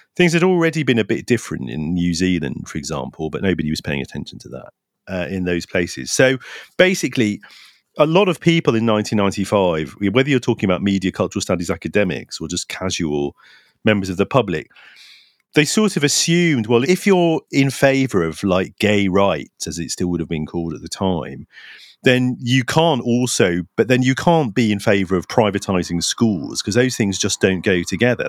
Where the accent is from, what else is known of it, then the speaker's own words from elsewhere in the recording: London, United Kingdom; I was from East London